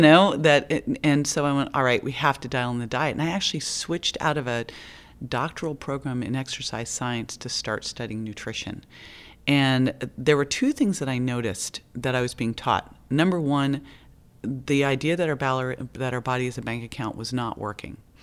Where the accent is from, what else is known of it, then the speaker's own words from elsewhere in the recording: Berkeley, California, United States; I grew up in Berkeley